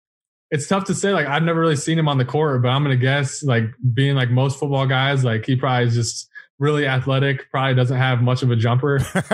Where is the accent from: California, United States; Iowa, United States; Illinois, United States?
Iowa, United States; Muscatine; growing up in Muscatine, I shot a lot at the YMCA.